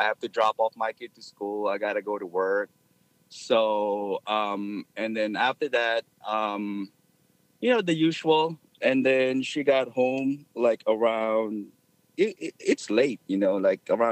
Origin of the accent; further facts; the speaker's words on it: Philippines; moved away as an adult; now in United States; I grew up in the Philippines, moved here when I was 18.